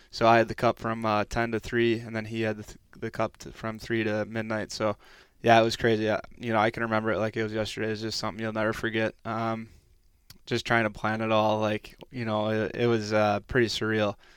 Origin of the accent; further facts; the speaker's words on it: Stillwater, Minnesota, United States; moved away as an adult; also born or lived in Texas; our, uh, youth hockey rink where I grew up playing in Stillwater there